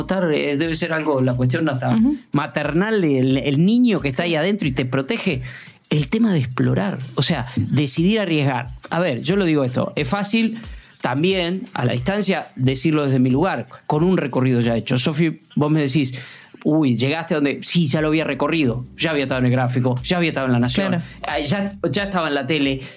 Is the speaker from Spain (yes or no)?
no; Puan, Buenos Aires Province, Argentina; now in Buenos Aires, Argentina; a mi pueblo, a Puan, 600 kilómetros de Buenos Aires, a pasar lo que hacemos siempre, la Navidad con mi familia